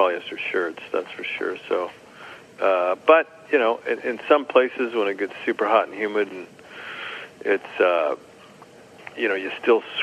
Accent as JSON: {"language": "English", "town": "Escondido", "region": "California", "country": "United States", "tie": "born or raised there", "said": "We grew up together in Escondido"}